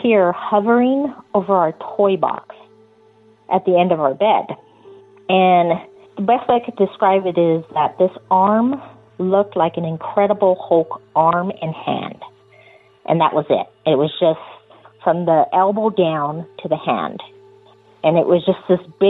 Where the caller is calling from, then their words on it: Yucaipa, California, United States; also born or lived in Torrance, California; I'm calling from Yucaipa, California